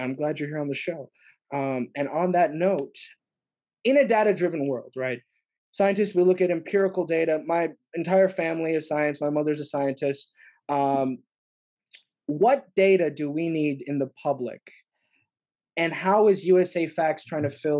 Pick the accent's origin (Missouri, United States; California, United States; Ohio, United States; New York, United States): California, United States; Bay Area; I'm from the Bay Area